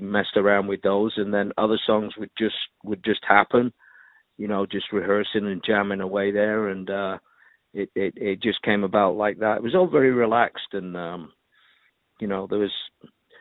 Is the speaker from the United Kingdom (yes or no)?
yes; Manchester, North West England, United Kingdom; moved away as an adult; also born or lived in London; I'm from Manchester, England